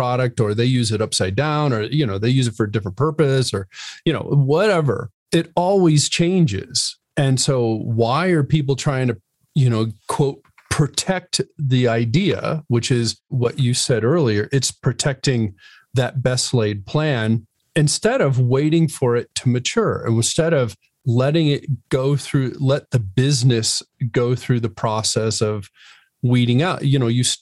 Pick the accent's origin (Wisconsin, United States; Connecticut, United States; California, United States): Connecticut, United States; I grew up in Connecticut